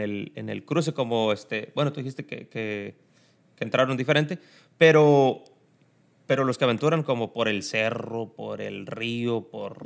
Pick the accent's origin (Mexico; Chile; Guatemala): Mexico; El Tamarindo, Guerrero; moved away as an adult; now in United States; El Tamarindo Guerrero, municipio de Cirándaro de los Chávez. De allá mero somos